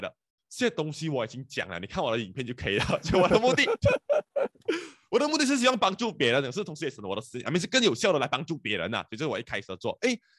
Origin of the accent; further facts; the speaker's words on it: Penang, Malaysia; 然后你知道我是槟城人来的，所以槟城人特别不喜欢来 KL 做工的。